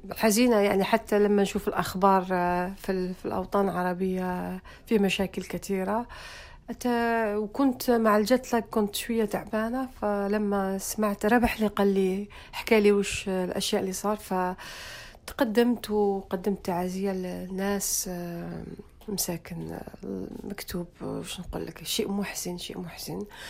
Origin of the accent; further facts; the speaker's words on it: Algiers, Algiers Province, Algeria; moved away as an adult; also born or lived in France; أنا ولدت، آه، في حي شعبي اسمه بولورين. معروف في الجزائر. آه، يعني زدت في باب الواد وكبرت في- في البلوغين.